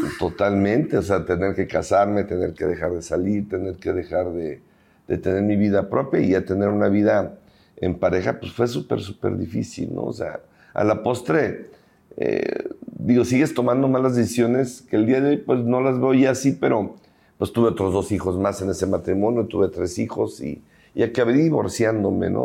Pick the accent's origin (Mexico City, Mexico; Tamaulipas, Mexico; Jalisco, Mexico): Jalisco, Mexico; Guadalajara; soy originario aquí de Guadalajara